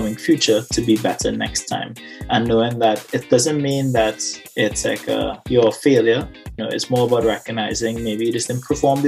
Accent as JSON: {"language": "English", "country": "Trinidad & Tobago", "tie": "born or raised there", "moved": "yes", "said": "I was born and raised Twin Islands of Trinidad and Tobago"}